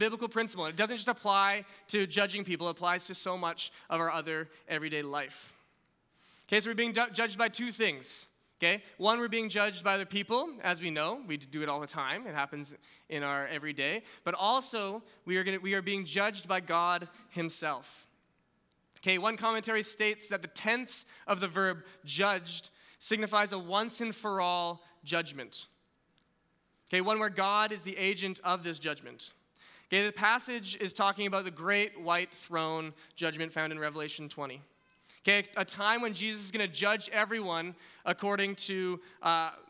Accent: West Kelowna, British Columbia, Canada; I grew up in West Kelowna.

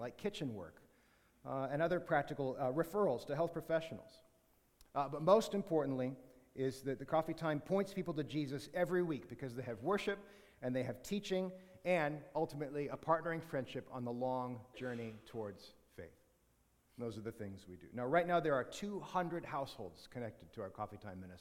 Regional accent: Canada; good Canadian Christians

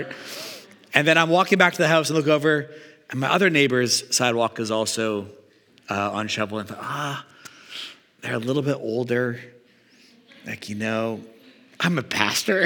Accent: Canada; also born or lived in Regina, Saskatchewan / Calgary, Alberta; now in Vancouver, Canada; I grew up in Regina and Calgary and spent like my whole life, I felt like shoveling until moving here

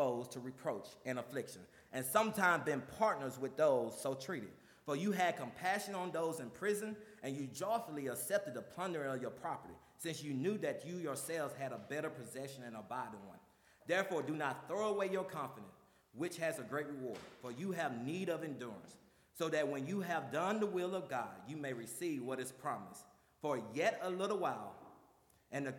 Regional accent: the South, United States; when I grew up in the South

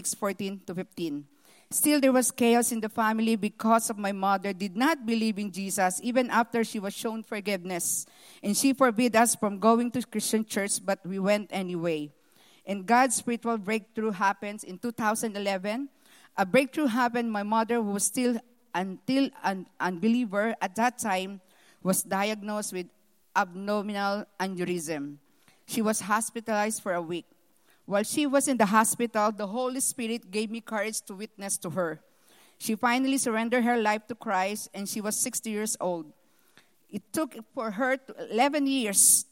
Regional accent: Philippines; moved away; I was born in the Philippines, the eldest daughter in a family with 12 children

